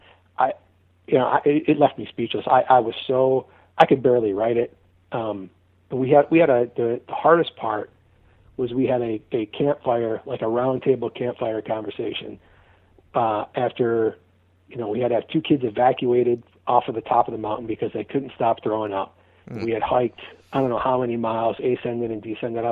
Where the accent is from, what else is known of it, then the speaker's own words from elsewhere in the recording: Clawson, Michigan, United States; also born or lived in St. Louis; now in Charlotte, United States; The little town that I grew up in Michigan, in the suburbs of Detroit, it's called Clawson